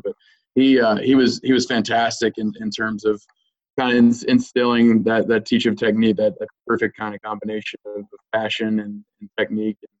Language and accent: English; Lynchburg, Virginia, United States; also born or lived in Lexington, Virginia; I'm actually from Lynchburg, Virginia, which is in uh, central Virginia